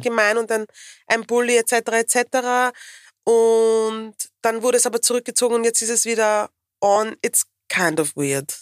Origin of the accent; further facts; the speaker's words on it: Vienna, Austria; ich bin eine Wienerin